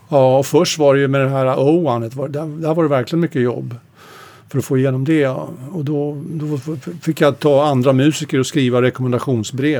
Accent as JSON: {"language": "Swedish", "country": "Sweden", "also_born_or_lived": "Stockholm / United States", "said": "jag var svensk"}